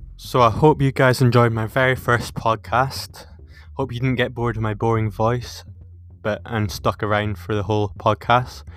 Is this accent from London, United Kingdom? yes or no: no; Peebles, Scotland, United Kingdom; I've played since I was six for my hometown Peebles